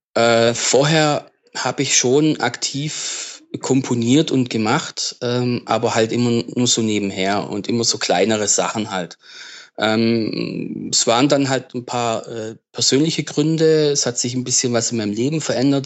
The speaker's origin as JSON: {"language": "German", "area": "das Ländle", "region": "Baden-Württemberg", "country": "Germany", "said": "ich komme halt aus dem Ländle, ne? Äh, Süddeutschland aus dem Ländle."}